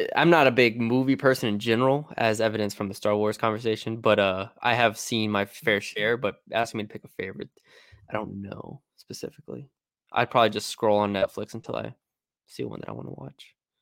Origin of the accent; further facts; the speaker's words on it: Texas, United States; I'm from Texas